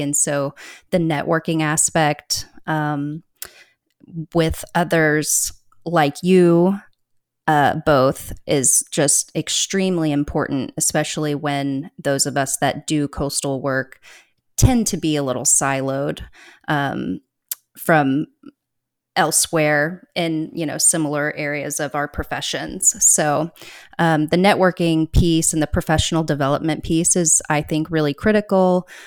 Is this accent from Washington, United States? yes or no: no; Austin, Texas, United States; now in Oregon, United States; I consider myself to, uh, have grown up in Austin